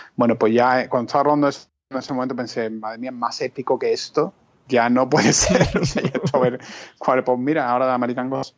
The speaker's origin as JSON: {"language": "Spanish", "country": "Spain", "moved": "yes", "said": "éramos como dos españoles"}